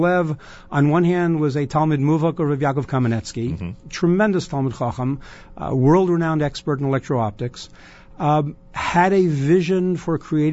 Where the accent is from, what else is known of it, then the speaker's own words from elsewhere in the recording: Miami, Florida, United States; also born or lived in Cleveland; now in Jerusalem, Israel; growing up in Miami